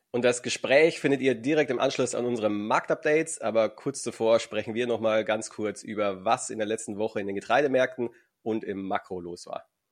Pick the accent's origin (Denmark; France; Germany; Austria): Germany; Altötting, Bavaria; Ich komme ja aus Altötting